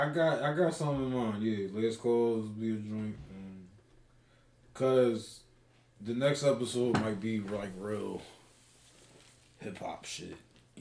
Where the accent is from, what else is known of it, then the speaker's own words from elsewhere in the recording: Ardmore, Pennsylvania, United States; then yes, I am from Ardmore, Bang Bang, Suburban Square Gang.